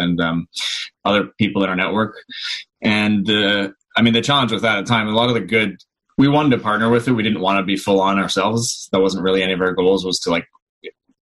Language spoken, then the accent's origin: English; Newmarket, Ontario, Canada; also born or lived in Vaughan; now in Hamilton, Canada; Grew up in Newmarket